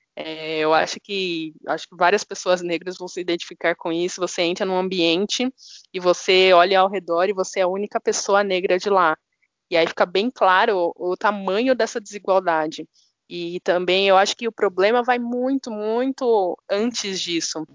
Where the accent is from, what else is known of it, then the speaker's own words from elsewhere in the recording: São Paulo, Brazil; eu sou de São Paulo, tenho 25 anos.